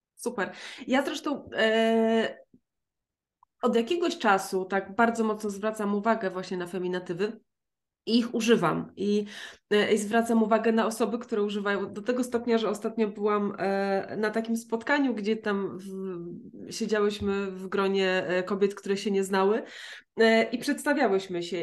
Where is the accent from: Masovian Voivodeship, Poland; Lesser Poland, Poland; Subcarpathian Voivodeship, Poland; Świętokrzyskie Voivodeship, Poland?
Subcarpathian Voivodeship, Poland; near Rzeszów; ja pochodzę z Podrzeszowa